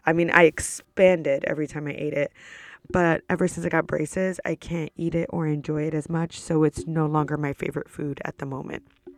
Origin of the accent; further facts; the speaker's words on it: New York, United States; I'm from New York. I'm 29 years old, currently a student at Rollins College.